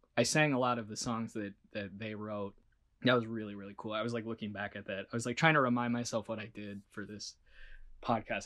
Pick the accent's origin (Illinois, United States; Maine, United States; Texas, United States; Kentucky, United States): Illinois, United States; Chicago; moved away as an adult; also born or lived in California; I'm from Chicago, outside of Chicago originally